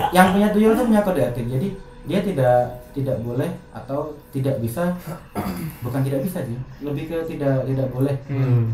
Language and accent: Indonesian; Nganjuk, East Java, Indonesia; pas waktu kecil padahal di Nganjuk